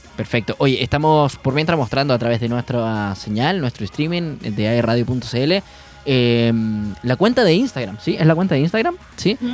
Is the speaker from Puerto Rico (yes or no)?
no; Punta Arenas, Magallanes and Chilean Antarctica, Chile; moved away; yo soy de Punta Arena, entonces lluvia ya tuve ya mucho, mucho